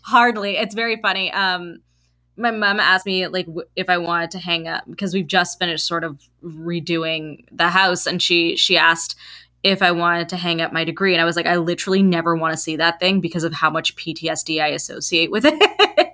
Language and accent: English; Canada; we're first and second generation Canadians